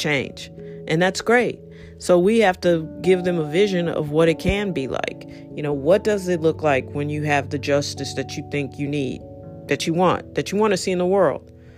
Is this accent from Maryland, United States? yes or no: no; St. Louis, Missouri, United States; I'm from here